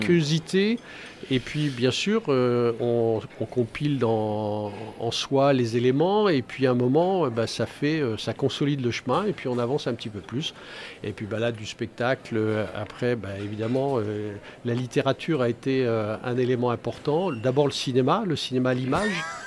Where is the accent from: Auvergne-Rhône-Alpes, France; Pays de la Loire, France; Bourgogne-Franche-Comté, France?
Pays de la Loire, France; Angers; je suis né à Angers. Je suis parti euh, neuf mois d'Angers, mais pas pour faire le service militaire, pour un bout d'études. Et bah, j'ai eu le mal de mer et le mal de pays, et donc je suis revenu rapidement. Donc Angers, pour moi, c'est c'est toute, euh, c'est toute ma vie